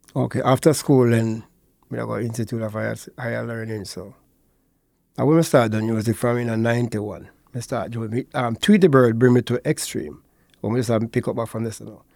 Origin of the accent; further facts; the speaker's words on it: Portmore, Saint Catherine, Jamaica; born and raised in Portmore